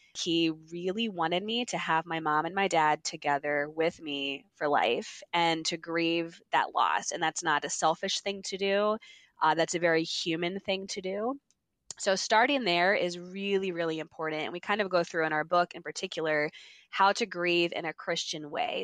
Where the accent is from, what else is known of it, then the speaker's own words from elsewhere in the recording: Mechanicsburg, Pennsylvania, United States; moved away as an adult; also born or lived in Philadelphia, United States; now in Maryland, United States; I'm from Mechanicsburg, Pennsylvania, grew up there